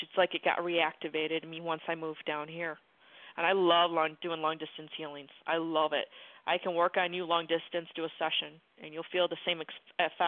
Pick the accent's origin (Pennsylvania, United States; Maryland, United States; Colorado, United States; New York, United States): New York, United States; Buffalo; moved away; I'm from Buffalo, New York originally, and we had we had blizzards